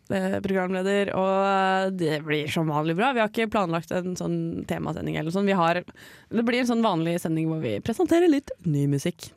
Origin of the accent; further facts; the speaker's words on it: near Gjøvik, Innlandet, Norway; på Gjøvik, sånn nærme der hvor jeg kommer fra.